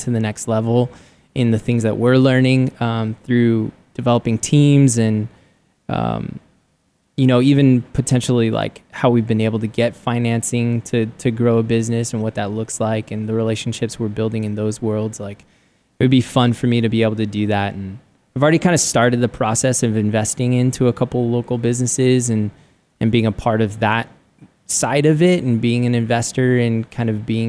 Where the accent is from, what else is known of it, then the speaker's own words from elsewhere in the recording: San Diego, California, United States; moved away as an adult; now in Arizona, United States; I grew up in San Diego and loved San Diego.